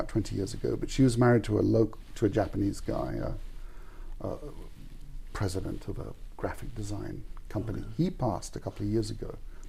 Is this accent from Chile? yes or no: yes; Santiago, Santiago Metropolitan Region, Chile; I was born in Chile, in Santiago.